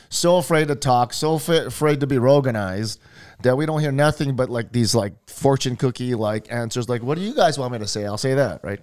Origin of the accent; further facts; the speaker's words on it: Hawaii, United States; born and raised in Hawaii